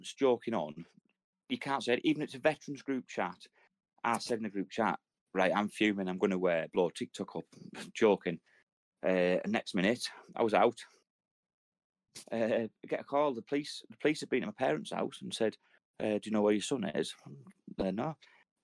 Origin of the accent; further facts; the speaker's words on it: Redcar, North East England, United Kingdom; there's a boat in my hometown called Isis